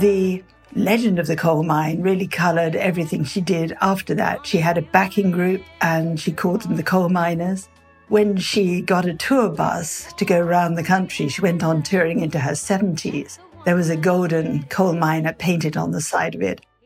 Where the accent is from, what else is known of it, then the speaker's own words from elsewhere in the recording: Butcher Hollow, Kentucky, United States; my hometown is Butcher Holler, Kentucky.